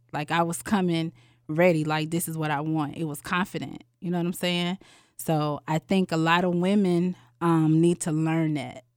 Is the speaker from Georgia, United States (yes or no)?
yes; Atlanta, Georgia, United States; I am from Atlanta, Georgia